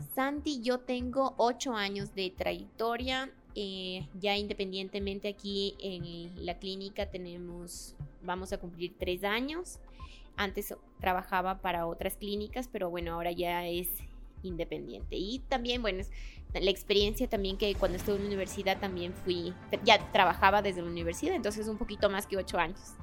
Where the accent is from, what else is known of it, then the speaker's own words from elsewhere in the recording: Babahoyo, Los Ríos, Ecuador; moved away as an adult; also born or lived in Guaranda; nací en Guaranda, pero crecí en Babahoyo y estudié. Y yo digo siempre que soy de Babahoyo